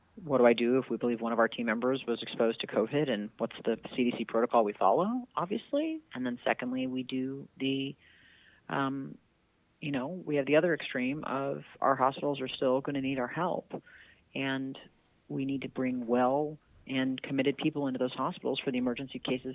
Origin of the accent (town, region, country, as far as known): Illinois, United States; born or raised there